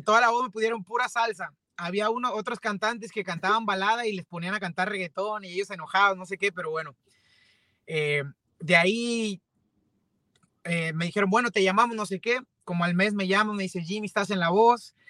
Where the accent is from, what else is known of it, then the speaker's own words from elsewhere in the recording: Mexico; soy, soy cantante este, mexicano